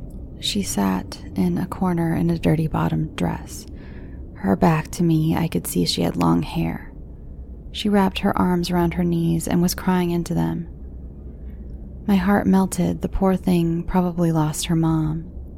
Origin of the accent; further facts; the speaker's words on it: Cleveland, Ohio, United States; I grew up in Cleveland. The late 80s and early 90s had most of my family living on two streets.